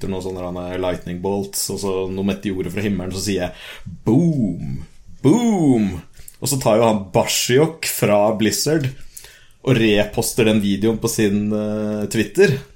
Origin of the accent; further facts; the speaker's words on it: Moss, Østfold, Norway; now in Sarpsborg, Norway; Nei, jeg vokste opp i Moss, eh, der jeg egentlig bodde hele livet fram til jeg flytta til Sarpsborg nå